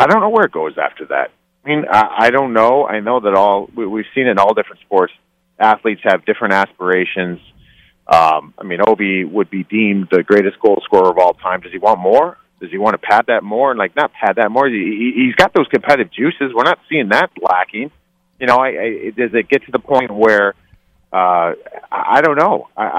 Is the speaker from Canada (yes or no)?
no; Cleveland, Ohio, United States; accent: Midwest; moved away; also born or lived in New Jersey; I'm from Cleveland